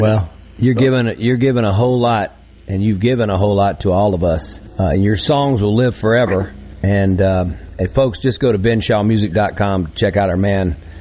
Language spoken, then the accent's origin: English; Vicksburg, Mississippi, United States; born or raised there; moved away as an adult; also born or lived in Nashville